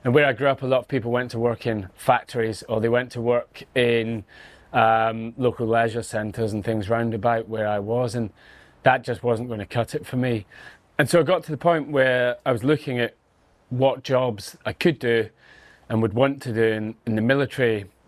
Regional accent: Scotland, United Kingdom; born there; I was born near Glasgow, but live on the west coast of Scotland, so down, you know, near the sea, just across from Northern Ireland.

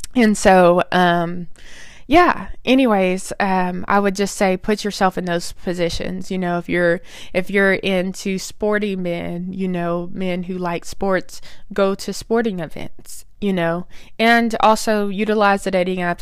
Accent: Oklahoma, United States; I was born and raised in Oklahoma

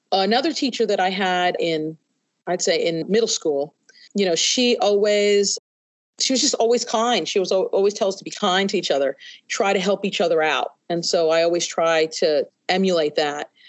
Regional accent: New York, United States; now in Kentucky, United States; I first came to Kentucky, from I came from New York into West Virginia and Kentucky.

